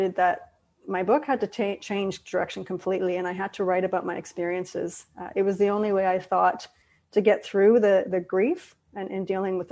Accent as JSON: {"language": "English", "town": "Belfast", "region": "Northern Ireland", "country": "United Kingdom", "tie": "born or raised there", "said": "growing up in Ireland, which is a country divided, still is today, but to a much lesser degree than it was before, by religion and politics, and specifically Belfast"}